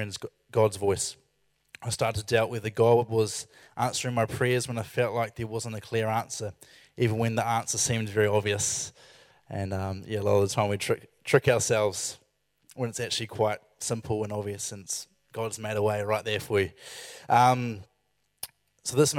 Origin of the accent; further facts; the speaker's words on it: Christchurch, Canterbury, New Zealand; I went to Christchurch, which is my hometown